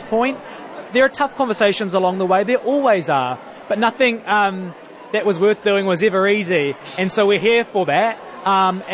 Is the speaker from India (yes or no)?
yes; India; now in Wellington, New Zealand; I'm Indian